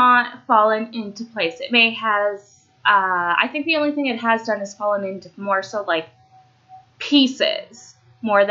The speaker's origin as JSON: {"language": "English", "country": "Canada", "also_born_or_lived": "Romania", "said": "I'm Canadian. And I do realize, like, I am so very fortunate to be in Canada"}